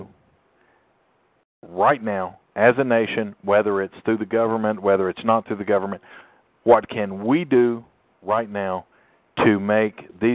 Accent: East Tennessee, United States; we grew up in East Tennessee, a very segregated town.

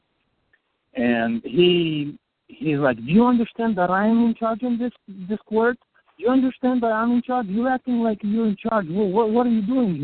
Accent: Moldova; moved away; I'm Moldovan.

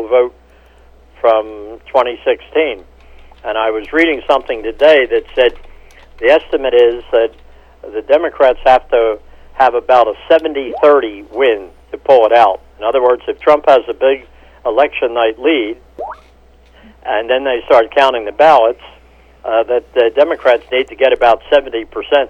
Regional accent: Philadelphia, Pennsylvania, United States; I'm from Philadelphia

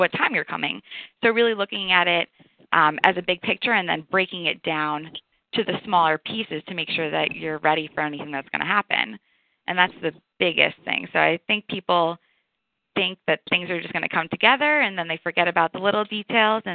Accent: New York, United States; moved away as an adult; also born or lived in Amherst, Massachusetts; now in Atlanta, United States; I am from New York

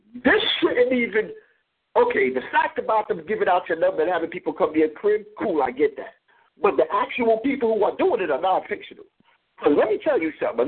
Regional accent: New York City, New York, United States; I'm a Brooklyn nigga.

